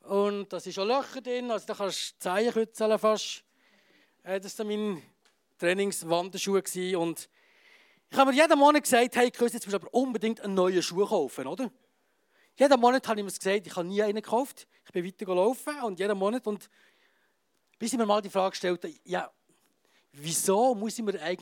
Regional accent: Graubünden, Switzerland; Und äh, als Bündner sowieso, oder? Steinbock.

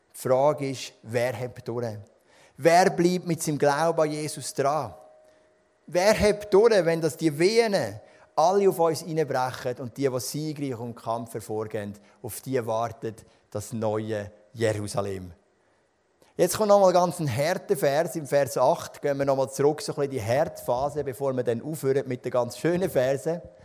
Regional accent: Switzerland; Wir sind Schweizer

